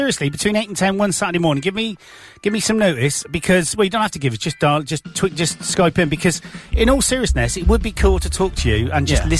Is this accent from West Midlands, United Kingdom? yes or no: no; Wales, United Kingdom; Well, I'm Welsh Julian, right?